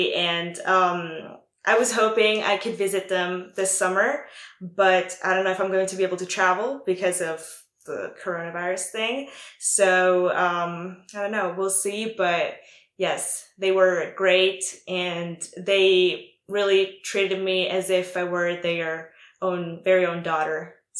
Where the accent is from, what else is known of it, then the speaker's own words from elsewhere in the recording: Italy; accent: Italian; English is a second language; My host dad actually told me that I shouldn't lose my Italian accent because, like, that's part of who I am because, like, I'm Italian.